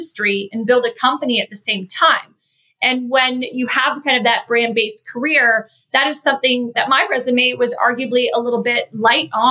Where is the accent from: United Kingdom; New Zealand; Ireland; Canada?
Canada; moved away as an adult; also born or lived in Chicago area, United States; now in Chicago, United States; I'm originally from Canada. I moved to the US about 12 years ago. I live in the Chicago area with my husband and two kids.